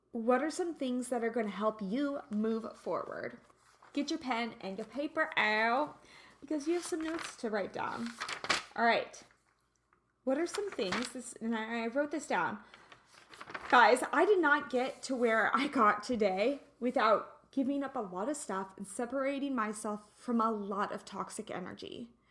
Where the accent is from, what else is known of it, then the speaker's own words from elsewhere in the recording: United States; now in Santa Barbara, United States; We're an American